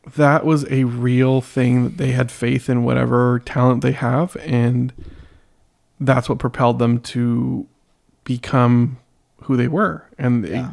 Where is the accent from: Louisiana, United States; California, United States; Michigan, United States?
California, United States; San Diego; I'm from San Diego